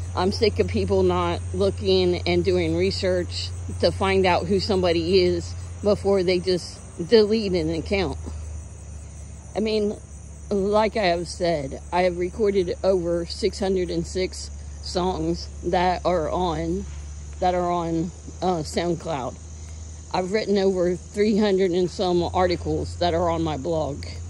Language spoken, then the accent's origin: English; United States; I'm an American